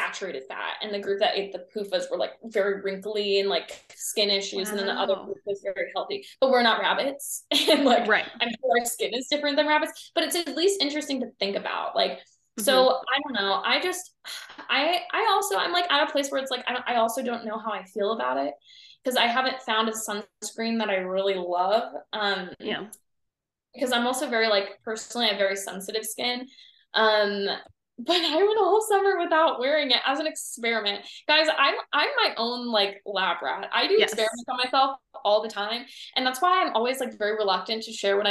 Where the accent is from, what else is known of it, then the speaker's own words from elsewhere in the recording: Ohio, United States; I'm from the Midwest. So I'm from Ohio